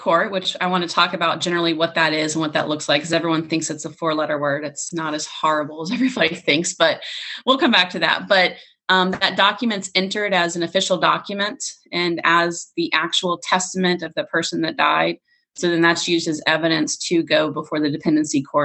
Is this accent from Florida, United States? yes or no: yes; Florida, United States; I'm from Florida